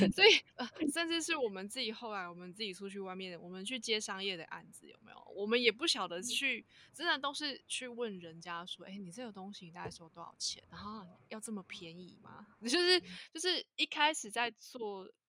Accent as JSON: {"language": "Chinese", "region": "Tainan", "country": "Taiwan", "tie": "born or raised there", "also_born_or_lived": "eastern Taiwan", "said": "我是土生土长的台南小孩，对，有台南人嗯。那我其实前面我都没有离开过台南这个地方，然后我有一段时间我去了东部住了一阵子"}